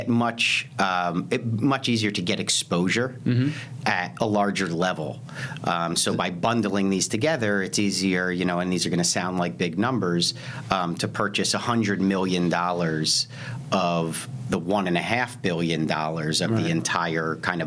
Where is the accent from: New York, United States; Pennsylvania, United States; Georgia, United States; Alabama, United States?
Pennsylvania, United States; Lower Merion; I grew up in Philadelphia, right outside Philadelphia, in an area called Lower Merion